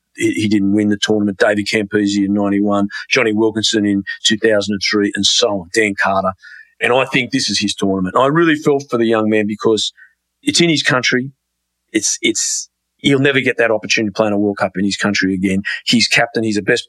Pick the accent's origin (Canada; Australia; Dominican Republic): Australia; I'm an Australian